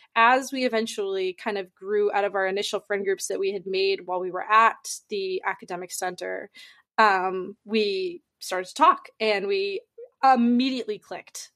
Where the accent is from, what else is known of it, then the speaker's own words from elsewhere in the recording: Massachusetts, United States; I'm originally from Massachusetts.